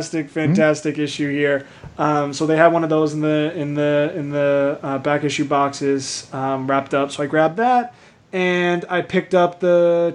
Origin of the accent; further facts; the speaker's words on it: Milltown, New Jersey, United States; moved away; I drove back down to my hometown for Free Comic Book Day. It just worked out with my schedule. And I stopped by one of the old shops I used to go to all the time, Main Street Comics in Milltown, New Jersey.